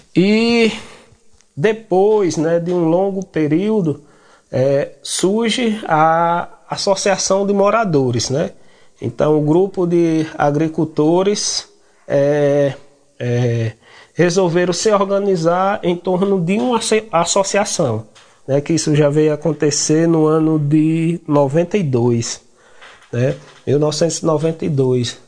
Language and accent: Portuguese; Chico Gomes community, Ceará, Brazil; sou da comunidade do Chico Gomes